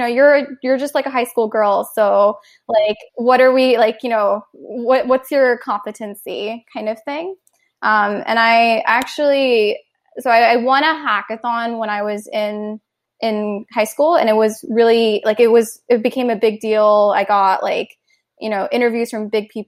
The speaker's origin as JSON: {"language": "English", "town": "Cupertino", "region": "California", "country": "United States", "tie": "born or raised there", "also_born_or_lived": "South India / East Coast, United States", "said": "I grew up mostly in South Bay, California, in Cupertino. And that's where I went to high school as well."}